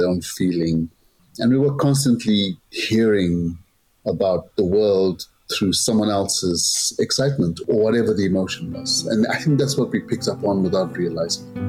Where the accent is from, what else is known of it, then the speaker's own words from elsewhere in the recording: Zimbabwe; now in London, United Kingdom; I'm originally from Zimbabwe, but I'm based in London